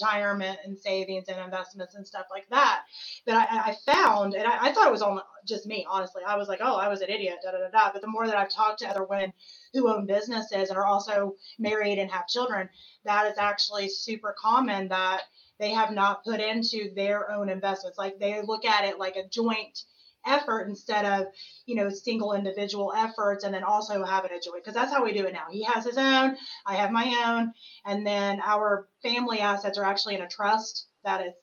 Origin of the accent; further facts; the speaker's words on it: the South, United States; I come from the South where you get married